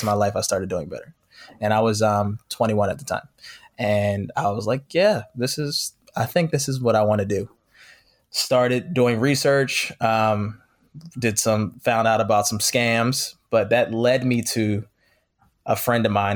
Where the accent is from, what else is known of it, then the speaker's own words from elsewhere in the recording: Philadelphia, Pennsylvania, United States; moved away as an adult; now in Los Angeles, United States; I'm from Philadelphia, originally born and raised